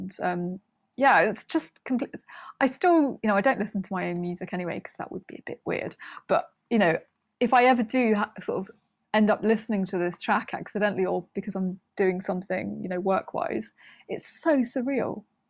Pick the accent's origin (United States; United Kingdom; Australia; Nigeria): United Kingdom; Wales; I think I felt a massive disconnect from my Welshness, if you can put it like that, for a long ti